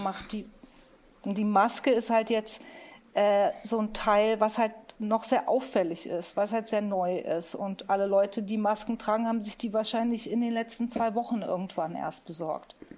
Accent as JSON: {"language": "German", "town": "Munich", "region": "Bavaria", "country": "Germany", "tie": "born or raised there", "said": "Ich bin ja in München äh, geboren worden ne? und aufgewachsen"}